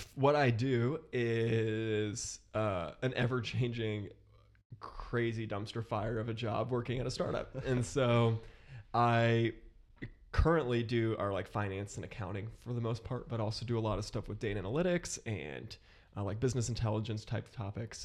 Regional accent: Columbus, Ohio, United States; moved away as an adult; now in Chicago, United States; I grew up in Columbus, Ohio, moved here from Columbus about a year ago now

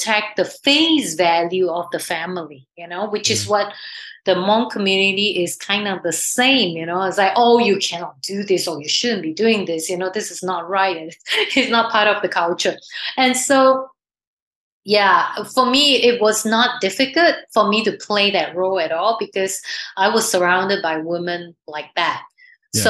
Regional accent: Singapore; I grew up in Singapore

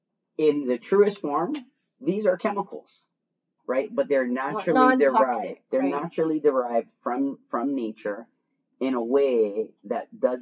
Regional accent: Miami, Florida, United States; There was more of us there. I come from Miami.

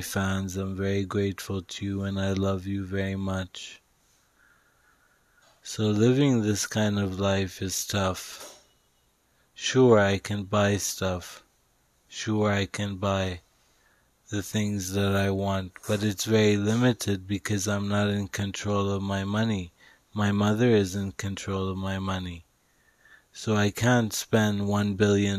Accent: Dubai, United Arab Emirates; moved away as an adult; also born or lived in Vancouver, Canada; I grew up in Dubai, but I went to university in Vancouver

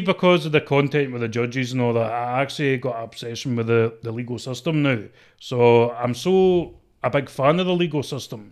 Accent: Scotland, United Kingdom; accent: mixed traveller accent

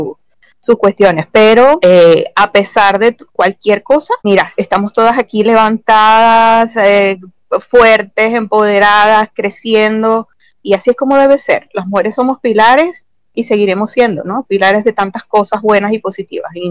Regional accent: Venezuela; no sé si será porque somos todas latinas, venezolanas, no sé por qué

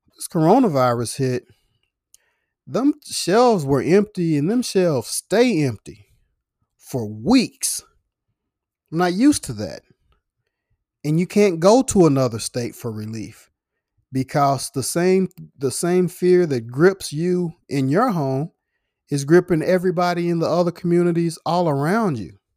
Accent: United States; I'm American

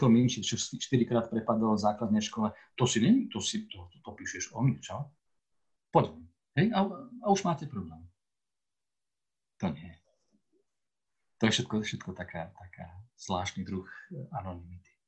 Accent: Slovakia; accent: Moravian-border dialect (mix of Czech and Slovak); ja som pomorávan skôr než Slovak, tak, tak je to moja, moja ozvena môjho detstva, ozvena môjho mesta, kde som sa a v ktorom som vyrastal, v ktorom som hovoril tým jazykom, ktorým sa tam dodnes hovorí

